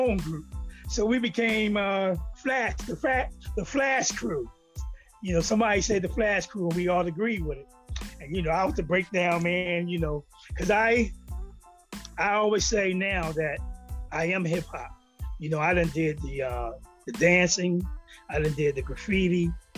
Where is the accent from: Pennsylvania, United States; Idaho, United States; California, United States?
Pennsylvania, United States; Philadelphia; I'm originally from Philadelphia, North Philly